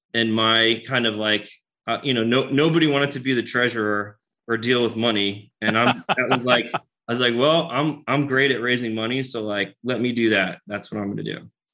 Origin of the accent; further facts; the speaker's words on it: United States; moved away; I'm from New York, New Jersey originally